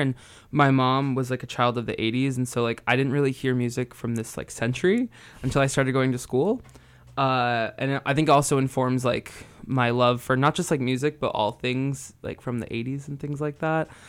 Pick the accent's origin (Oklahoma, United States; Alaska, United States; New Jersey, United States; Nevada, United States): New Jersey, United States; moved away as an adult; also born or lived in Santa Cruz; now in San Francisco, United States; I grew up in New Jersey and I have lived in San Francisco for the last eight years